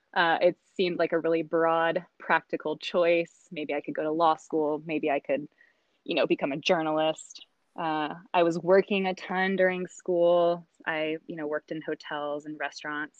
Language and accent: English; South Carolina, United States; moved away as an adult; now in Humboldt County, United States; I'm originally from South Carolina, and I've been out here in Humboldt for about six years now